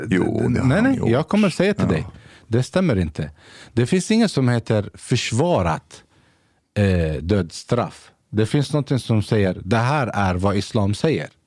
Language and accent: Swedish; Gävle, Gävleborg County, Sweden; also born or lived in Basra, Iraq / Saudi Arabia; hela min uppväxt här i Sverige